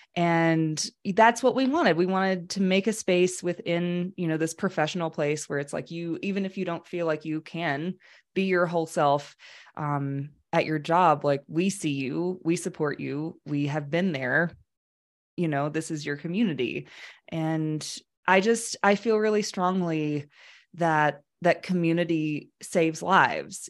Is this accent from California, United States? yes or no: no; Alabama, United States; I was raised in Alabama in a very conservative but loving family